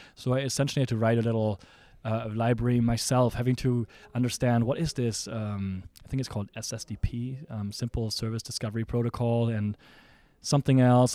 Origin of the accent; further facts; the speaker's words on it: Germany; also born or lived in San Francisco, United States; now in Seattle, United States; my hometown in Germany